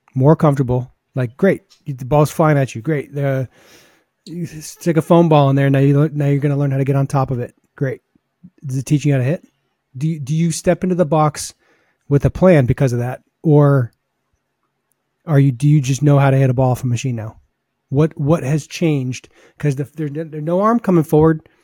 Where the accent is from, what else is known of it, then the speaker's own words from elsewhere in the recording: New England, United States; growing up in New England